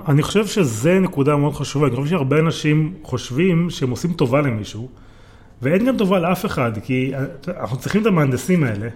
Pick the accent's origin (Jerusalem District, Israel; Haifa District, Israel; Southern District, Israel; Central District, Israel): Haifa District, Israel; Yagur; now in Tel Aviv, Israel; אני גדלתי בקיבוץ יגור. נו. עזבתי לתל אביב